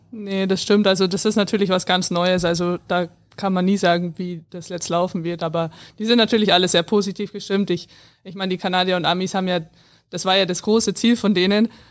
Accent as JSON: {"language": "German", "area": "near Landshut", "region": "Bavaria", "country": "Germany", "tie": "born or raised there"}